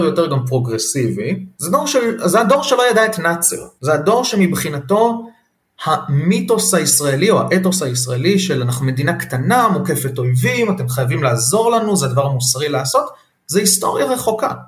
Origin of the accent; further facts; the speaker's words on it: Israel; לנו כישראלים